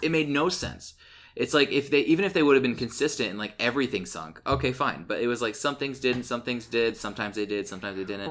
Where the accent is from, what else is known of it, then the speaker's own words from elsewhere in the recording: Illinois, United States; I grew up in Illinois, and, like, I had family who, who grew corn